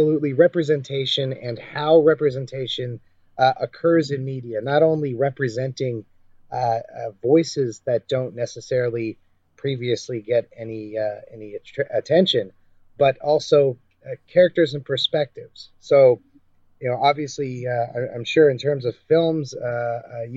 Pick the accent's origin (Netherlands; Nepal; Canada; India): Canada; I'm a Canadian journalist